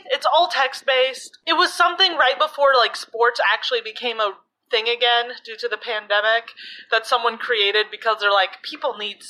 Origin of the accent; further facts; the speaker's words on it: Chicago, Illinois, United States; We are from Chicago.